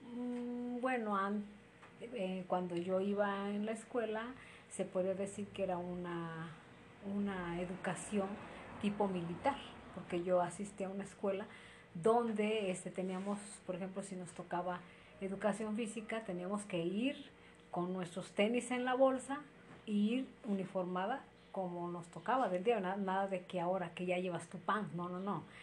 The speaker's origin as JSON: {"language": "Spanish", "town": "Izúcar de Matamoros", "region": "Puebla", "country": "Mexico", "tie": "born or raised there", "said": "Soy originaria de Izúcar de Matamoros y actualmente resido en Izúcar de Matamoros"}